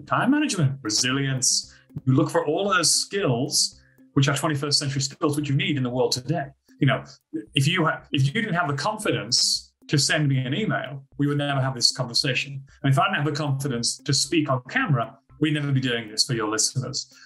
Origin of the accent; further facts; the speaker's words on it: United Kingdom; moved away as an adult; now in Australia; I'm actually from Britain